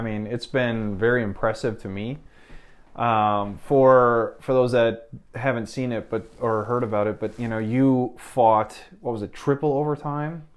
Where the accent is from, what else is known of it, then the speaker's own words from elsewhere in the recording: Midwest, United States; I was from the Midwest